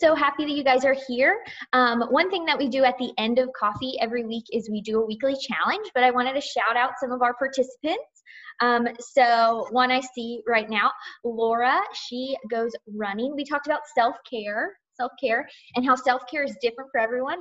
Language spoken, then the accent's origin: English; Georgia, United States; I am from Georgia